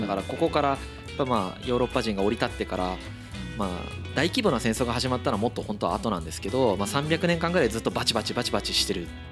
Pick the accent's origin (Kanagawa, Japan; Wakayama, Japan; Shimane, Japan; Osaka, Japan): Shimane, Japan; Izumo; moved away; 田舎出身なんでやっぱりこう出雲に帰った時に森の匂いがするんですよ